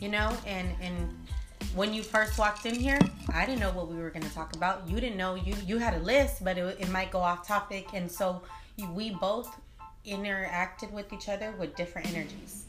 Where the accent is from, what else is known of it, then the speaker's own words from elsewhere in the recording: Long Beach, California, United States; I'm from Long Beach, LBC